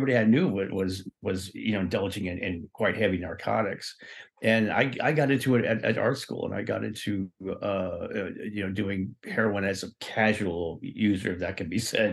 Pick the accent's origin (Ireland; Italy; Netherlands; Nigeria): Ireland; I'm Irish. I'm Irish